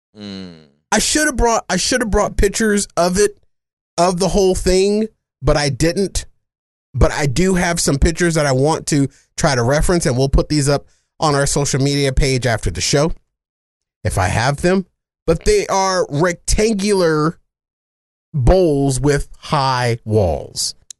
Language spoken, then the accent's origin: English; Arizona, United States; Well, I'm a native of Arizona.